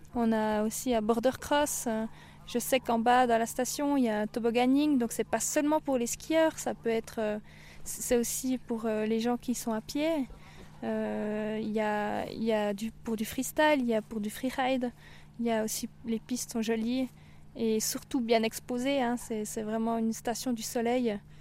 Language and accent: French; Bernese Jura, Switzerland; moved away; also born or lived in Valais; j'ai grandi dans le Jura bernois